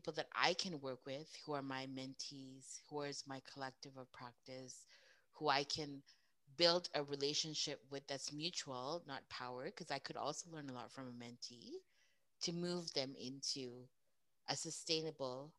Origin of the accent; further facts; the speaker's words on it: Edmonton, Alberta, Canada; I was born and raised in Edmonton.